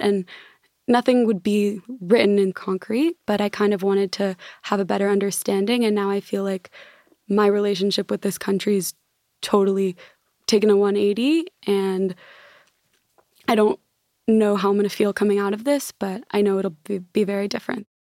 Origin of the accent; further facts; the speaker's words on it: Los Angeles, California, United States; I'm from Los Angeles